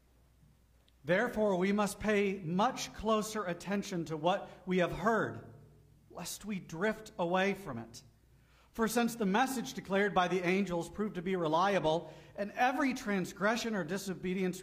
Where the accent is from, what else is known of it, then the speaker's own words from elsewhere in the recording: Gulf of Mexico, Gulf Coast, United States; moved away; I grew up on the Gulf of Mexico